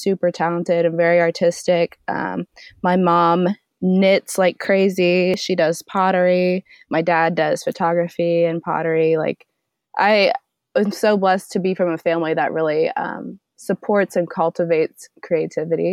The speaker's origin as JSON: {"language": "English", "town": "Indianapolis", "region": "Indiana", "country": "United States", "tie": "born or raised there", "said": "I'm born and raised in Indianapolis"}